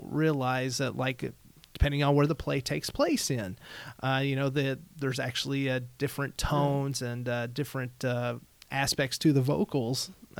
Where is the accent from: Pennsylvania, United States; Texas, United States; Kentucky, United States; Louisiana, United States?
Kentucky, United States; We're from South Central Kentucky, so a lot of times, depending on where we're... Yeah, Kentucky.